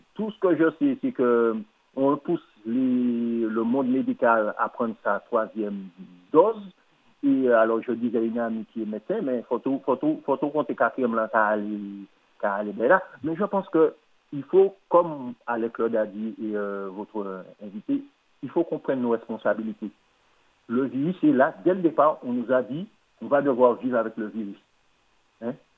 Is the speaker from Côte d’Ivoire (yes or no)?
no; Martinique; je suis Martiniquais